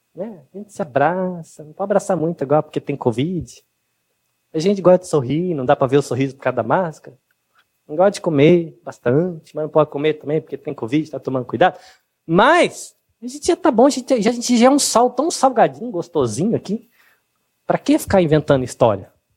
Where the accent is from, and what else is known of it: Brazil